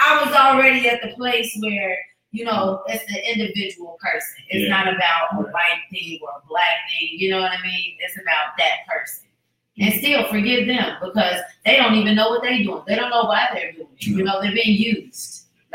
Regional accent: Chicago, Illinois, United States; growing up in Chicago, where I grew up at, it was secluded

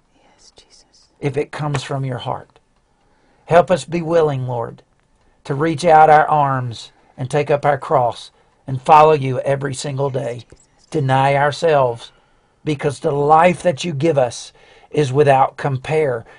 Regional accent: outside of Birmingham, Alabama, United States; I grew up outside of Birmingham Alabama

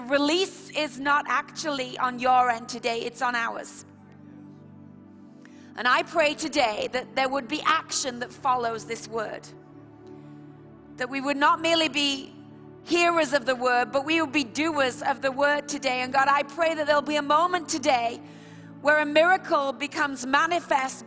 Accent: Bradford, Yorkshire and the Humber, United Kingdom; We're from Bradford

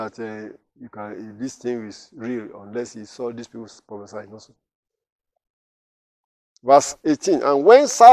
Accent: Nigeria; now in United States; I'm in America now. When I was to visit Nigeria many years ago, I think 1992 was the last time I was there

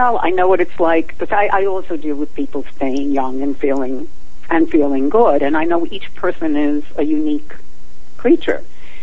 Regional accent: New York, United States; moved away; I grew up in New York

